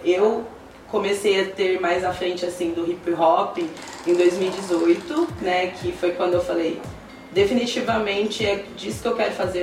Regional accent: Salto de Pirapora, São Paulo, Brazil; moved away as an adult; now in Sorocaba, Brazil; na verdade sou de Salto de Pirapora, né? Tá. Faz, é, faz pouco tempo que eu me mudei para Sorocaba

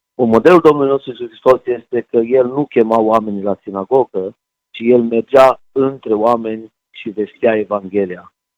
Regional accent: Timișoara, Timiș County, Romania; eu vin din Timișoara, vin din Banat, aici în Dobrogea

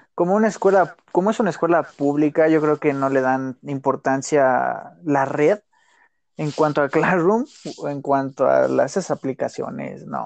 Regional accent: Mexico City, Mexico; Nací aquí en la Ciudad de México, mi mamá es de Zacatecas, mi papá de Pachuca.

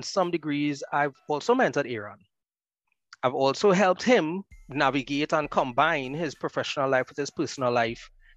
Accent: Marabella, Trinidad & Tobago; born and raised in Marbella

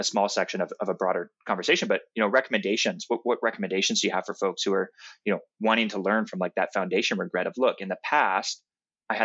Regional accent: Canada; I'm Canadian, so I say process

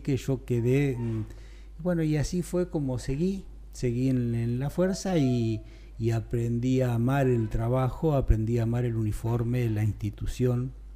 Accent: Carmen de Areco, Buenos Aires Province, Argentina; soy de Carmen de Areco, viví toda mi vida acá

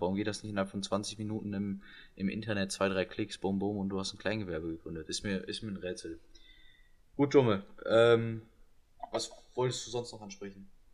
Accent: Germany; wir als Deutsche

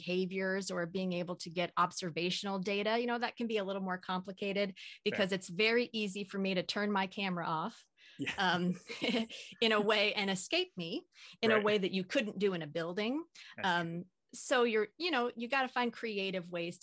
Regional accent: Southern Oregon, United States; moved away as an adult; also born or lived in New Jersey / Austin, Texas; now in Pacific Northwest, United States; I was actually born and raised in Southern Oregon

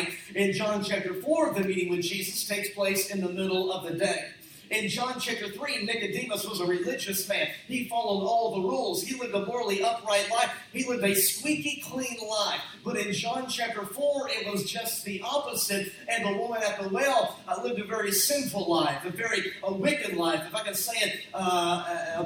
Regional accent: Cleburne, Texas, United States; moved away as an adult; now in Rogers, United States; I was born and raised in Texas.

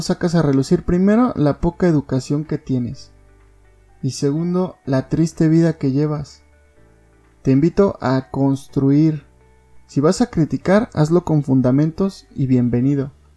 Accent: Mexico; Como mexicanos

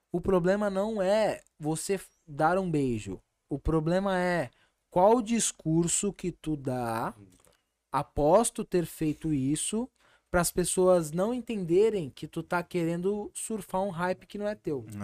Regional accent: Brazil; Eu sou brasileiro. Sim. Eu moro no Brasil

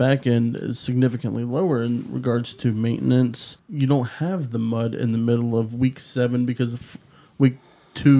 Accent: Athens County, Ohio, United States; I'm from Athens County

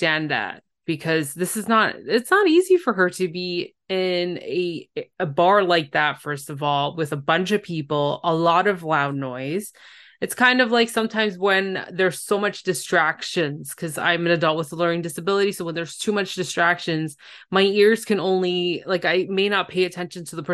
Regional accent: Canada; I'm a Canadian, I can't pronounce some of these states

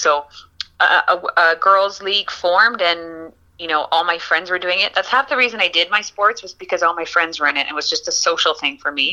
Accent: Eganville, Ontario, Canada; now in Windsor, Canada; my hometown eganville and the ottawa valley

